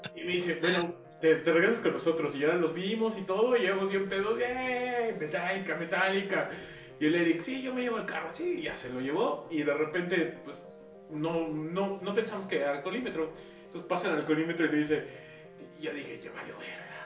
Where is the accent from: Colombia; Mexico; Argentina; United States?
Mexico